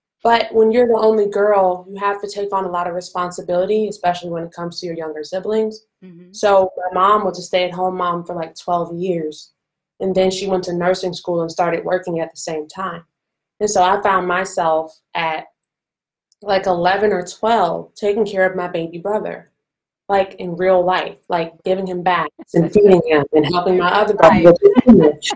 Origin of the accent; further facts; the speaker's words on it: Chicago, Illinois, United States; I'm from Chicago, Illinois